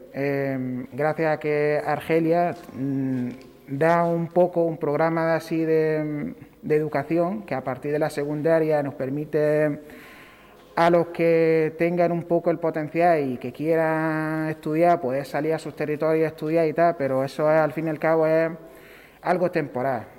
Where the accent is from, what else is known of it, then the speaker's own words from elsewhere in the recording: Western Sahara; now in Torre Pacheco, Spain; como saharaui que soy